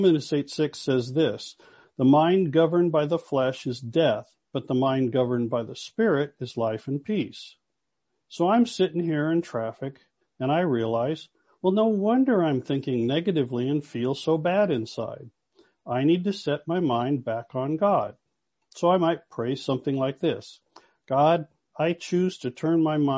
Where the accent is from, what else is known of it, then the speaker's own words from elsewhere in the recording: Los Angeles, California, United States; now in Toronto, Canada; I'm from Los Angeles